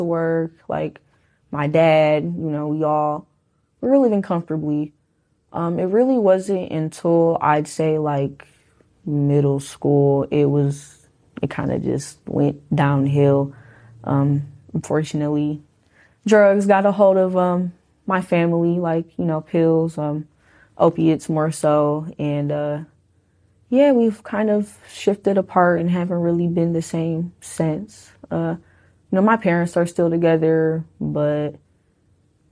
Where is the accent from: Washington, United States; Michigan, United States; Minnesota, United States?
Michigan, United States; Detroit; also born or lived in Warren, Michigan; I am from Detroit, Michigan. I grew up on the east side of Detroit, really more so towards, like, middle